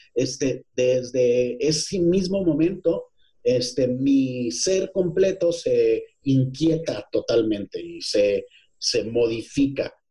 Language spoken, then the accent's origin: Spanish; Ciudad Juárez, Chihuahua, Mexico; moved away as an adult; also born or lived in Parral, Chihuahua; now in Mexico City, Mexico; yo nací en Parral, pero tú eres de donde te formaste y yo me formé teatrero, soy y soy y como yo soy más teatro que otra cosa, pues soy 90% juarense